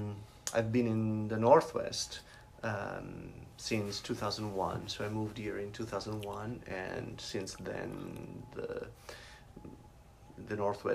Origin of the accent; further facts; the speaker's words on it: Genazzano, Lazio, Italy; moved away as an adult; now in Seattle, United States; I'm originally from Italy.